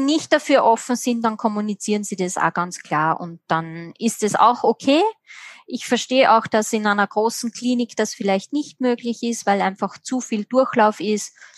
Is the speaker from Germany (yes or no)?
no; Austria; bei uns in Österreich